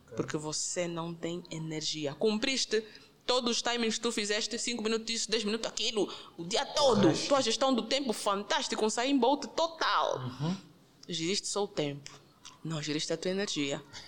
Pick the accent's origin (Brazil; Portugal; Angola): Angola; Eu sou angolana, okay. de raiz, sem, sem dúvidas